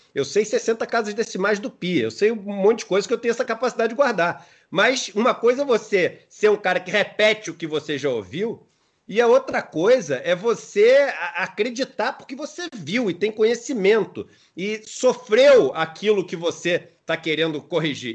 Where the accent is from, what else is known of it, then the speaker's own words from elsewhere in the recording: Rio de Janeiro, Brazil; sou nascido e criado na Urca